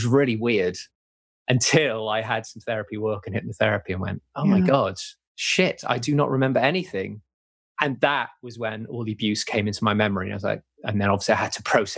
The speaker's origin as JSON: {"language": "English", "region": "England", "country": "United Kingdom", "tie": "born or raised there", "also_born_or_lived": "Wales", "said": "we moved from Wales in the UK over to England, I got moved at the age of 9"}